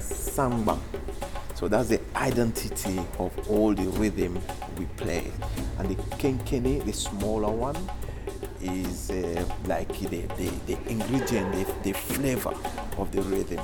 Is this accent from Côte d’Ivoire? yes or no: yes; Côte d’Ivoire; I'm from Ivory Coast